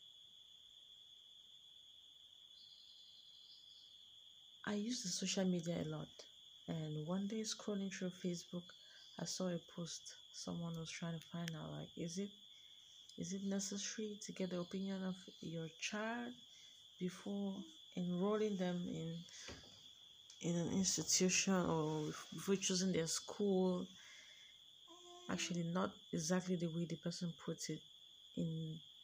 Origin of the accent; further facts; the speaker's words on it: Cameroon; I'm from Cameroon, a country in Africa